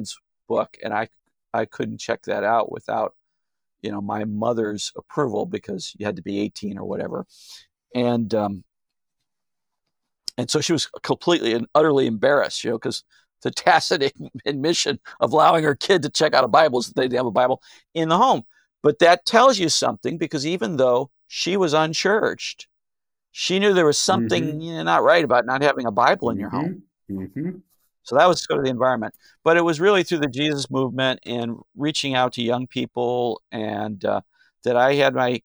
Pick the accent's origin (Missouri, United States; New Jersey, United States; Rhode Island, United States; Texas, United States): Missouri, United States; St. Louis; growing up in South St. Louis, Missouri